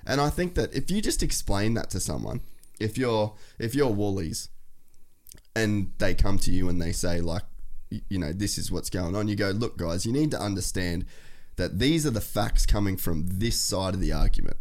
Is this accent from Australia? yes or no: yes; Australia